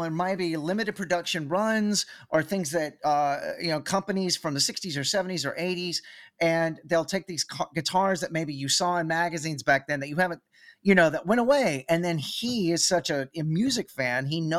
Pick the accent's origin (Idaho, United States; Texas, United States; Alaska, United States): Texas, United States; I live in Austin, Texas. I'm from Texas.